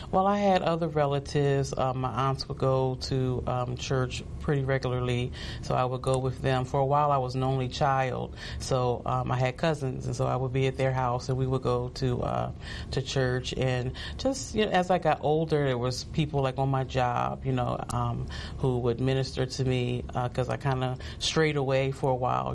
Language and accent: English; New Jersey, United States; also born or lived in High Point, North Carolina; I was born in High Point, North Carolina and um, shortly after that, my parents moved to New Jersey